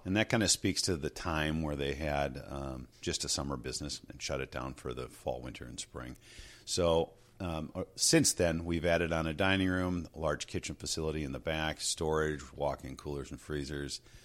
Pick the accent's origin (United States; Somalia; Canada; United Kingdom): United States; Two Harbors, Hermantown, Superior, Minnesota; I was born in Two Harbors, um, spent some time there. That's where my family and extended family are. And then from there we moved into uh, Hermantown, which is a Duluth area, and then, um, over to Superior, Wisconsin for a while and graduated from high school over there.